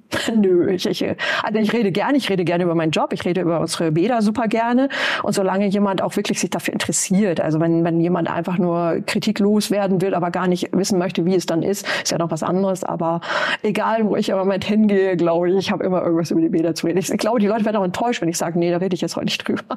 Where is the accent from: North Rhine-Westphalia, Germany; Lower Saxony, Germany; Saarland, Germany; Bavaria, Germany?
Lower Saxony, Germany; East Frisia; moved away as an adult; now in Bremen, Germany; Ich komme aus Ostfriesland